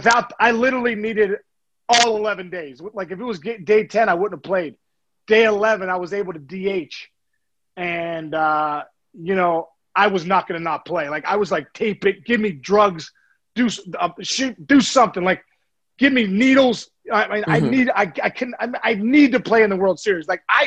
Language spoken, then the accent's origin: English; Pittsburgh, Pennsylvania, United States; such a big thing for us growing up in Pittsburgh.